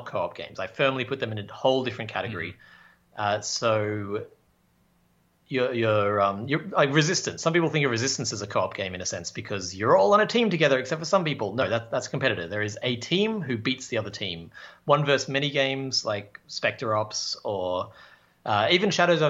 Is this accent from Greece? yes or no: no; Australia; now in Canada; I'm an Australian who lives in Canada